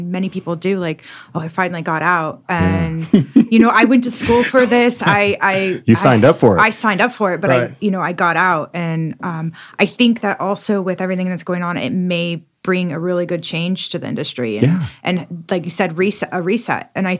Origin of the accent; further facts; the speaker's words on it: California, United States; now in Austin, United States; No, I'm originally from California, but I've lived all over the, okay, United States. So I made my way here about 5 years ago